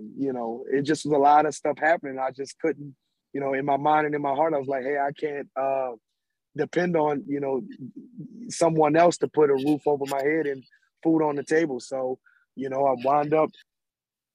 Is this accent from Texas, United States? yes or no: no; New Orleans, Louisiana, United States; I'm originally from the 7 Ward. You know, if we talking wards and we talking locations in New Orleans, I'm from the 7 Ward.